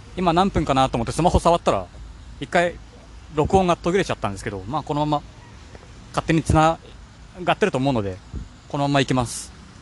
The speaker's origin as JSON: {"language": "Japanese", "region": "Kanagawa", "country": "Japan", "tie": "born or raised there", "also_born_or_lived": "Hamburg, Germany", "moved": "as an adult", "said": "地元が神奈川県なので"}